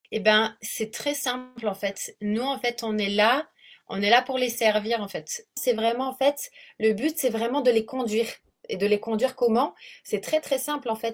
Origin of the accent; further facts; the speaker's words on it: south of France, France; moved away as an adult; also born or lived in South Africa; now in Réunion, France; je suis donc du sud de la France à l'origine. Ça fait à peu près 16 ans que j'habite ici